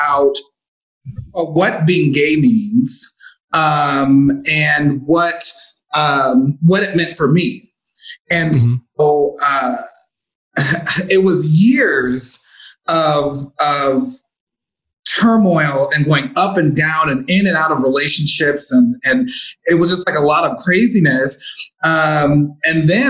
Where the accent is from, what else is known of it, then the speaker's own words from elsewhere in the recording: Chicago, Illinois, United States; moved away as an adult; now in Las Vegas, United States; my family back home were extremely religious